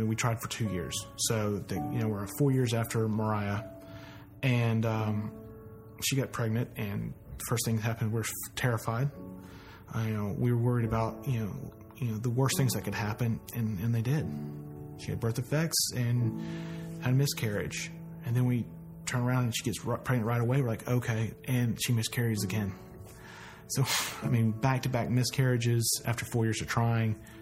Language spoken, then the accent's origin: English; Snellville, Georgia, United States; also born or lived in Columbus, Georgia; when I was 4, we moved up to Snellville. So I've been in Gwinnett County since I've been 4 years old.